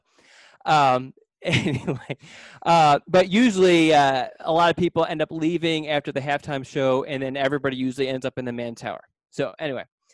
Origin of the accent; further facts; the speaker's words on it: Philadelphia, Pennsylvania, United States; I grew up in Philadelphia